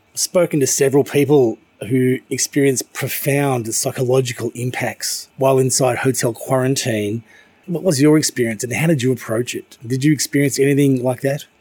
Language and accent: English; Melbourne, Victoria, Australia; now in Hong Kong; my hometown in Melbourne